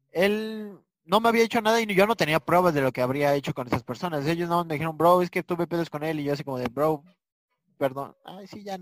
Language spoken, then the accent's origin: Spanish; Puerto Rico; se decía desde de que yo vivía en la calle, yo me crié en Puerto Rico